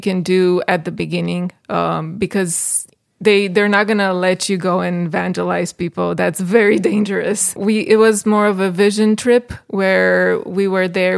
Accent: Bucharest, Romania; moved away as an adult; also born or lived in Michigan, United States; now in Greece; from Bucharest, uh, got married to John, moved here in Michigan

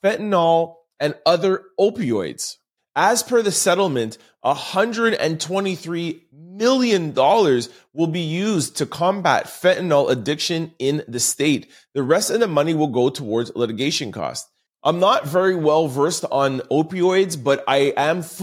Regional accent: Canada; I'm a Canadian

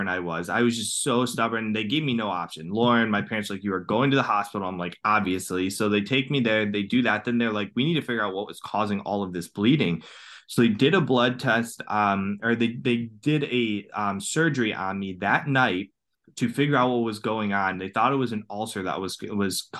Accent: Cleveland, Ohio, United States; I'm from Cleveland, Ohio

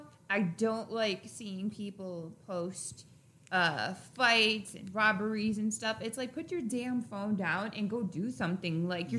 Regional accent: Chicago, Illinois, United States; I'm from Chicago, born and raised.

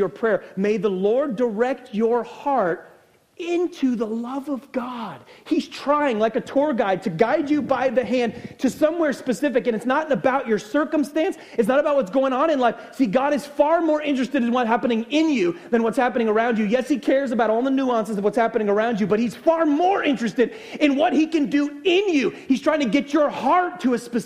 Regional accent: United States; I'm American

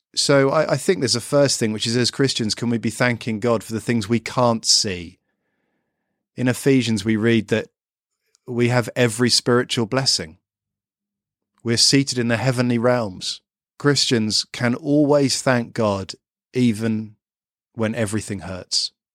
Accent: United Kingdom; I'm a Brit

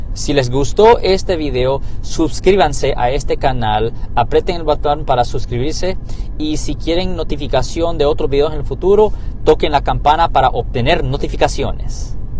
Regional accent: Hayward, California, United States; also born or lived in San Francisco; Yo nací aquí, yo nací en San Francisco, crecí en Hayward y tengo mi práctica aquí en el área de la Bahía de San Francisco

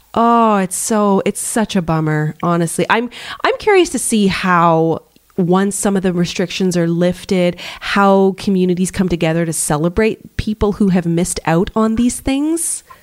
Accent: Canada; we're both Canadian

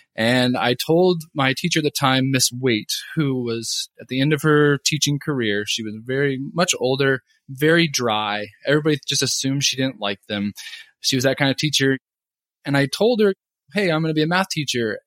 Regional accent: Oregon, United States; moved away as an adult; also born or lived in Kentucky / Hawaii; now in Calgary, Canada; I'm actually from Oregon originally

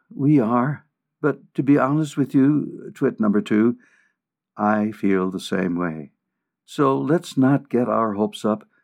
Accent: Sheboygan, Wisconsin, United States; moved away as an adult; also born or lived in Omaha; now in Colorado, United States; Born and raised in Sheboygan, Wisconsin

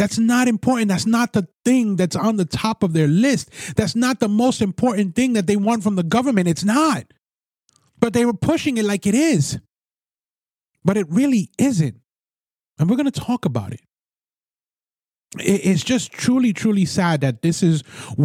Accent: New York City, New York, United States; also born or lived in Brooklyn; I used to live in the Bronx, born and raised in the Bronx, and then I moved to Brooklyn

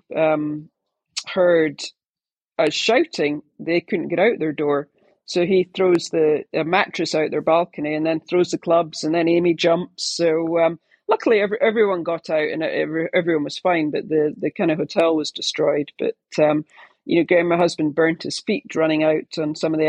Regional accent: United Kingdom; being British

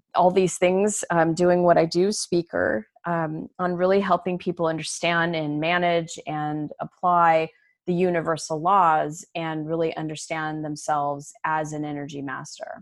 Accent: Arizona, United States; moved away as an adult; also born or lived in Chicago; I was born and raised in Arizona, I moved to Chicago after college

